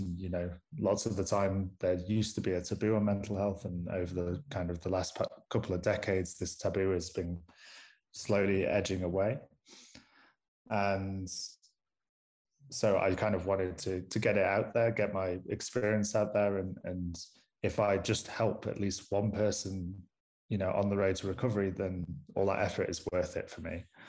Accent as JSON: {"language": "English", "town": "Manchester", "region": "North West England", "country": "United Kingdom", "also_born_or_lived": "Groningen", "accent": "strong northern", "moved": "as an adult", "lives_now": "Pretoria, South Africa", "said": "am originally from Manchester, so you may need to put subtitles on this podcast because I have a, a strong northern accent"}